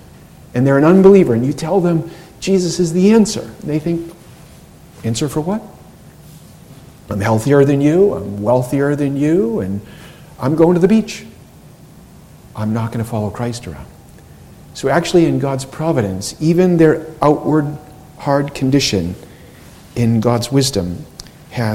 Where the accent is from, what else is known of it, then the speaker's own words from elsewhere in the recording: United States; I was born and raised in America and didn't really travel outside